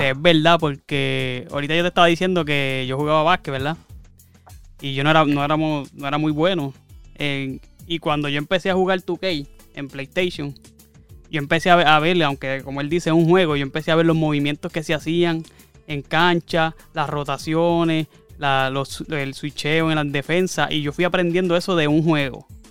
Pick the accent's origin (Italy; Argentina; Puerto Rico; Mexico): Puerto Rico; Así somos los boricuas